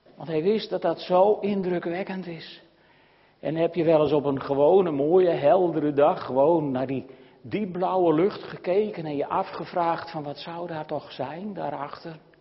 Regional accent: Netherlands

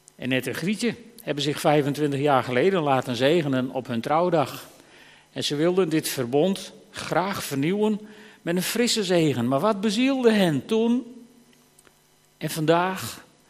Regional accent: Friesland, Netherlands; als Fries

